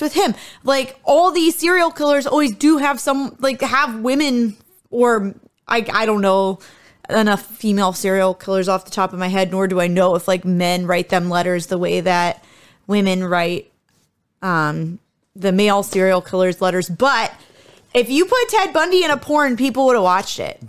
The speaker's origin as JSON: {"language": "English", "country": "United States", "tie": "born or raised there", "also_born_or_lived": "Japan", "said": "I grew up in America"}